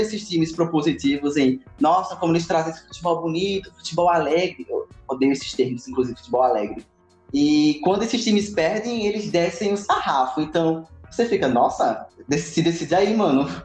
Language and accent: Portuguese; Brazil; eu sou brasileiro